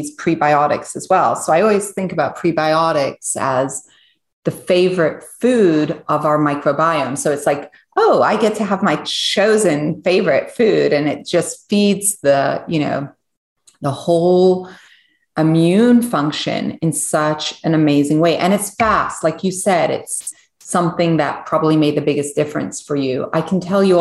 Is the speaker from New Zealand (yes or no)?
no; Switzerland; moved away; So I was born in Switzerland and I was born on a biodynamic farm.